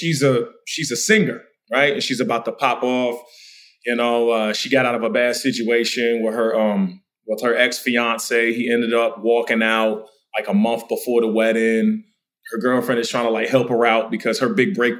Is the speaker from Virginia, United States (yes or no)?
yes; Chesapeake, Virginia, United States; I'm from the South. I'm from Chesapeake, Virginia. I'm from the DMV.